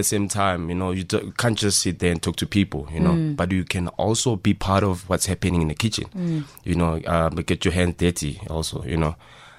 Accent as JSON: {"language": "English", "town": "Rustenburg", "region": "North West", "country": "South Africa", "said": "we're from Rustenburg, in the dusty street of Rustenburg, which is, there are not a lot of things that are happening there, you know."}